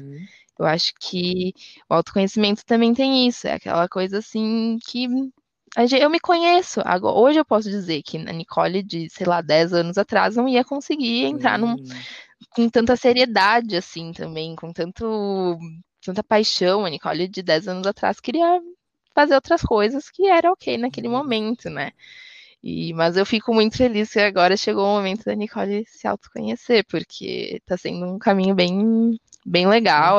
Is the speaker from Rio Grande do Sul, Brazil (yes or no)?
yes; Rio Grande do Sul, Brazil; Eu sou gaúcha